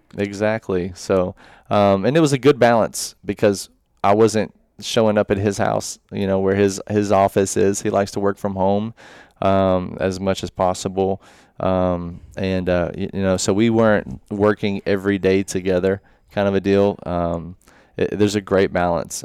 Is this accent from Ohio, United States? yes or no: no; Murfreesboro, Tennessee, United States; I'm from Murfreesboro